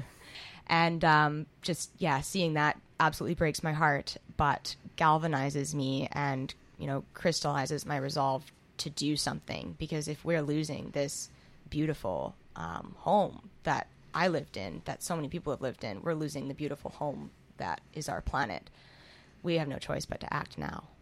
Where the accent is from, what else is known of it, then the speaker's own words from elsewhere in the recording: Squamish, British Columbia, Canada; moved away as an adult; now in Vancouver, Canada; I was born here in the Riding, but I moved to Squamish when I was about five. I grew up in Squamish, uh, went to school there, and then moved back here um, when I was 18 to go to school